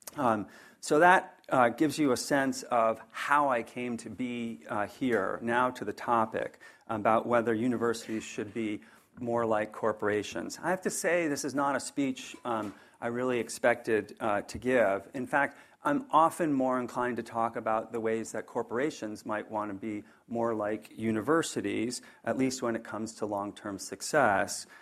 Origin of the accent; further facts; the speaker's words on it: northern New Jersey, United States; now in Charlottesville, United States; I grew up in a small blue-collar town in northern New Jersey